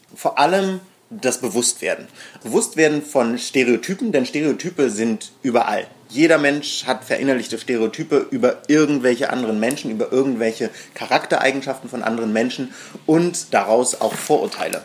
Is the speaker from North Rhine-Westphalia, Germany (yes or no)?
no; Berlin, Germany; Wir sind beide hier in Berlin aufgewachsen, ich im Osten